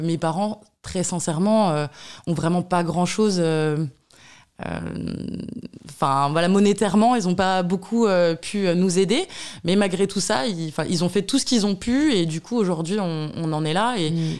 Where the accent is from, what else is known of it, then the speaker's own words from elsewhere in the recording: Burgundy, Bourgogne-Franche-Comté, France; je suis bourguignonne. Voilà, je suis née en Bourgogne, d'une famille euh, modeste